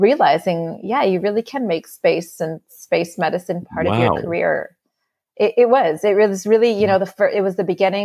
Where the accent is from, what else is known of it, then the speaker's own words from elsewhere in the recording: Canada; I grew up in the 90s, and this was when Canada, where I grew up